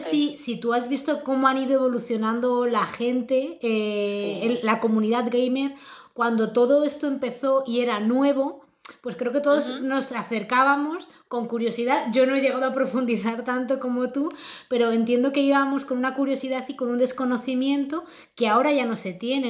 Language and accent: Spanish; Spain; Nosotros somos las latinas, españolas